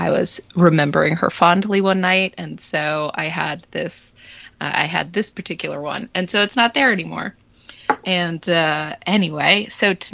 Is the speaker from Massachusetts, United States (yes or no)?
yes; Massachusetts, United States; moved away; also born or lived in Florida; I've moved to Massachusetts, which is my home state, my native state, and I live basically on Cape Cod now